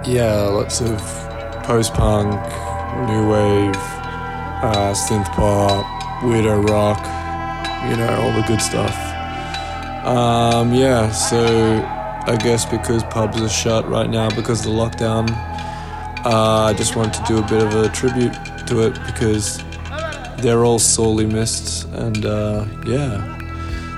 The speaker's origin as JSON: {"language": "English", "town": "Melbourne", "region": "Victoria", "country": "Australia", "moved": "yes", "lives_now": "Los Angeles, United States", "said": "I'm transmitting from Melbourne, Australia."}